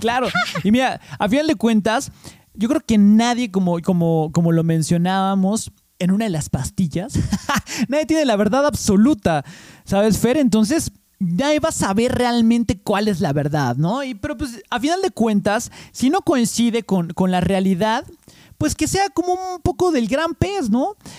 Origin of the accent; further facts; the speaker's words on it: Mexico City, Mexico; ya eché raíces aquí en México. Eh, digo, en la Ciudad de México